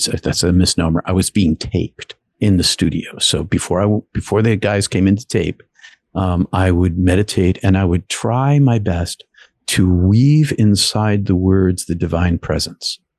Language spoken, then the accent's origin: English; outside of Boston, Massachusetts, United States; I grew up outside of Boston in a blue collar city